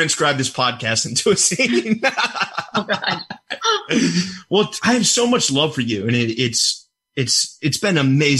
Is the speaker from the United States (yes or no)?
yes; Richmond, Virginia, United States; moved away; I'm from Richmond, Virginia.